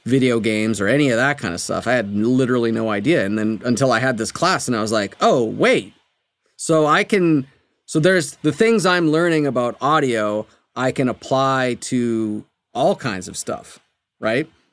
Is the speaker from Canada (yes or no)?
yes; Canada; moved away as an adult; also born or lived in Berkeley, California, United States; now in Los Angeles, United States; I'm from Canada